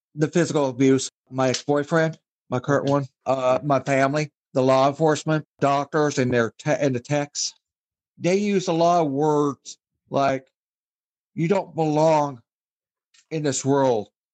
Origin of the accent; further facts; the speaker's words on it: Wichita, Kansas, United States; also born or lived in Scotland; Was born in Scotland, but raised in the United States, Wichita, Kansas